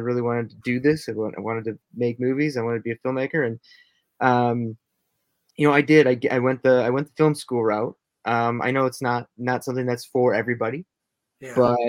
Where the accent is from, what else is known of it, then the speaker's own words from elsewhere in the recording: Minnesota, United States; I'm from Minnesota. I currently live here now in Minnesota